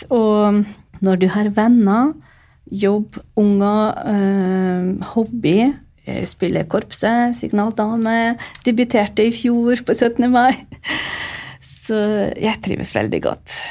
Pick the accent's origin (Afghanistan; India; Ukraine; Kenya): Ukraine; first language Ukrainian; Norwegian is a second language; now in Norway; Eh, morsmålet mitt er jo ukrainsk. Og så vokste jeg opp under Sovjetunionen. Uh, ukrainsk var jo bondespråk, det var upopulært. Vi måtte snakke ordentlig språk. Det var jo russisk. Og da var det nesten som morsmålet mitt.